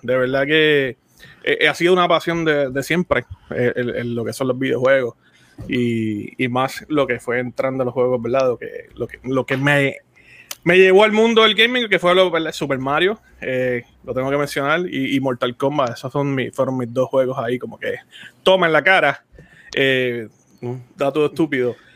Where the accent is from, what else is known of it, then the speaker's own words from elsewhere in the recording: Puerto Rico; now in Florida, United States; yo ahora mismo vivo en el estado de Florida, soy de Puerto Rico.